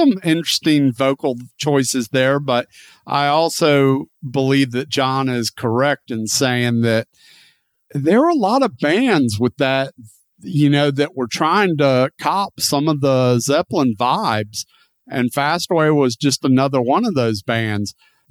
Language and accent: English; Gulf Coast, United States; I was born and raised on the Gulf Coast.